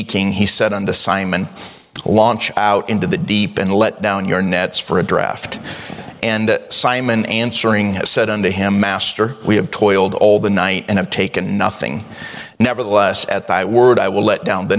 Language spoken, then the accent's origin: English; the Northwest, Pacific Northwest, United States; We're from the Northwest